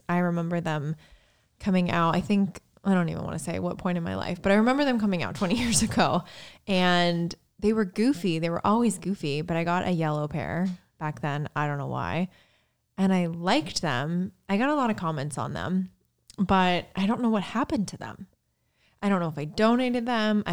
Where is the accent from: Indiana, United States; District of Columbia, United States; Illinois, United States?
Indiana, United States; Lake Michigan; I live, or I grew up on Lake Michigan, pretty much. The dunes are right here